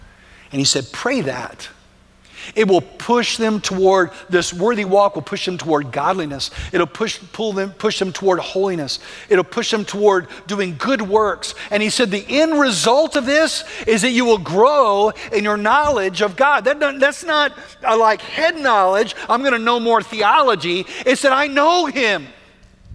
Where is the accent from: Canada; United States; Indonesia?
United States; we don't think that way as American Christians